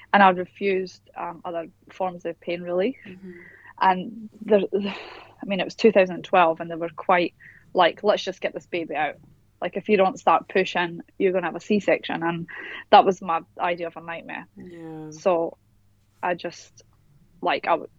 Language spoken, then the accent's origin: English; Scotland, United Kingdom; moved away as an adult; now in Perth, Australia; So I am originally from Scotland, but I live in Perth, Western Australia now, and I have done for the last